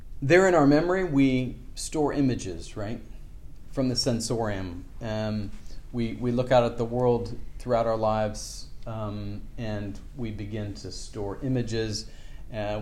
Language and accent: English; Seattle, Washington, United States; I grew up in Seattle, and part of my family was from Victoria, British Columbia